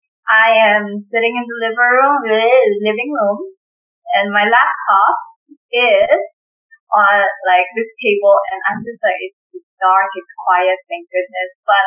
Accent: Papua New Guinea; now in Philippines; I was not born in PNG, yet most of my childhood, most of my memories, I remember from PNG.

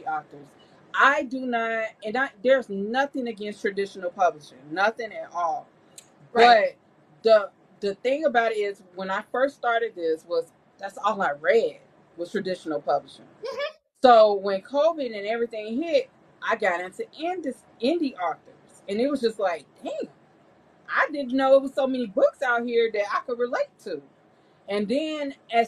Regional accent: Chicago, Illinois, United States; I'm from Chicago

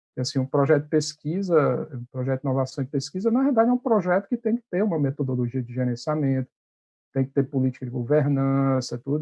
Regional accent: Ceará, Brazil; moved away as an adult; now in Recife, Brazil; sou cearense

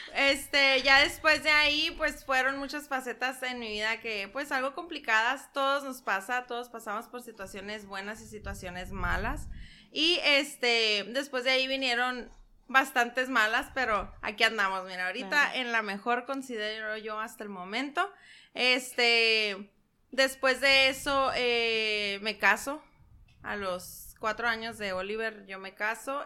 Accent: San Luis Río Colorado, Sonora, Mexico; soy originaria de San Luis de Colorado

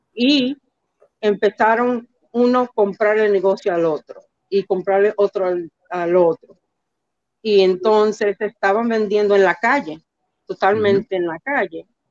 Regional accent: New York City, New York, United States; also born or lived in Manhattan / La Vega, Dominican Republic (parents' origin); now in New Jersey, United States; nací en, en Manhattan, en donde muchos dominicanos nacieron, pero los trasladamos al Bronx y yo entre el Bronx y New Jersey, donde vivo ahora, eh, me crié aquí

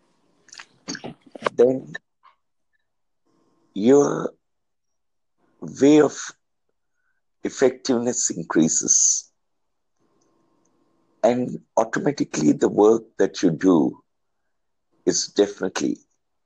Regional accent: India; from India.

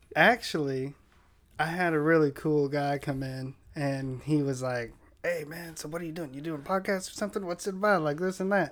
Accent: San Diego, California, United States; where I grew up in Linda Vista.

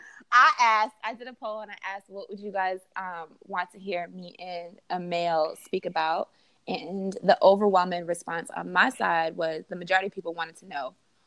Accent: Montreal, Quebec, Canada; I'm from Montreal, Canada.

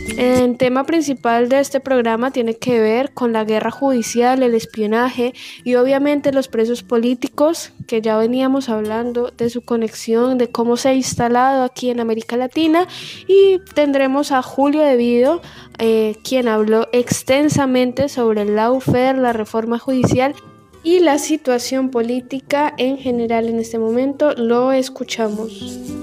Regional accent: Colombia; also born or lived in La Boca, Buenos Aires, Argentina; now in Argentina; Yo en mi país soy hincha del equipo más grande de Colombia

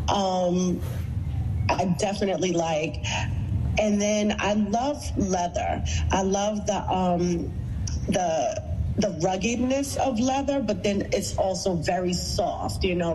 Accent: New York City, New York, United States; Brooklyn is where I'm born and raised. I grew up in Fort Greene.

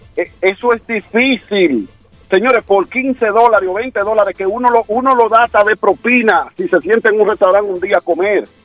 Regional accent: Dominican Republic; moved away; en mi país

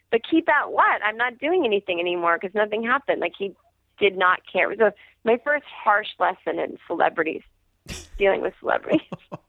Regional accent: Needham, Massachusetts, United States; they filmed that movie in my hometown of Needham.

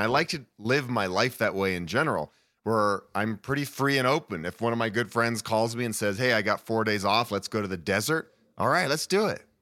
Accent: Boulder, Colorado, United States; also born or lived in Honduras; I'm born and raised in Boulder, Colorado. I've lived here most of my life.

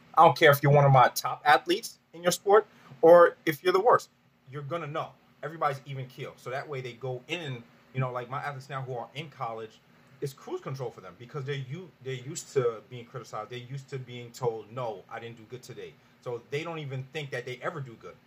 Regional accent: New York, United States; moved away as an adult; I'm from New York

